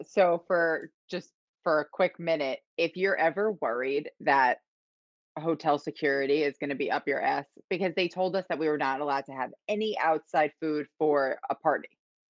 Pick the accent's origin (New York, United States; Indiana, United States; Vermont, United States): New York, United States; I'm from New York, so like I know sushi. Like I think Vegas, LA, and New York know their sushi.